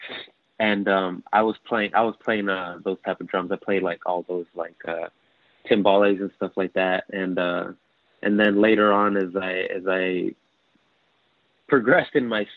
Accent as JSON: {"language": "English", "town": "Norwalk", "region": "California", "country": "United States", "said": "we come from Norwalk, which is county of LA, but still like southeast suburb"}